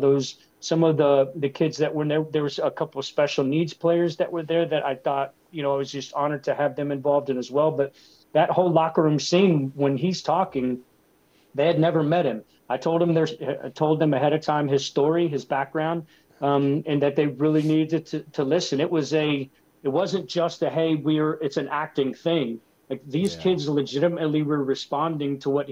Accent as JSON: {"language": "English", "town": "Floral City", "region": "Florida", "country": "United States", "tie": "born or raised there", "said": "as a kid growing up in Florida"}